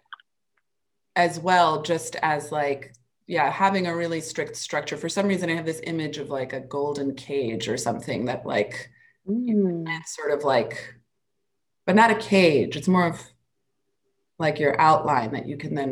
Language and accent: English; New York City, New York, United States; the Henry Street Settlement in the Lower East Side where I grew up here in New York